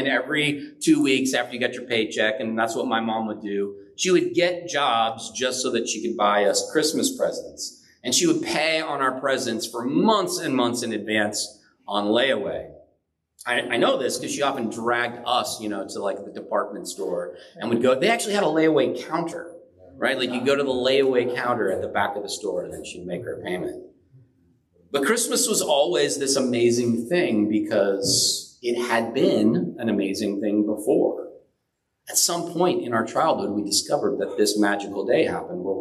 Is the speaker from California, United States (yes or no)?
yes; San Bernardino, California, United States; I grew up relatively poor in San Bernardino